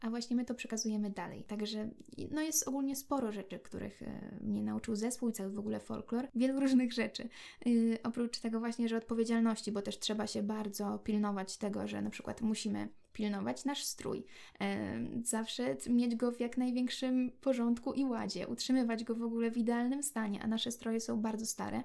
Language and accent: Polish; Brańsk, Podlaskie Voivodeship, Poland; My oczywiście jesteśmy z Brańska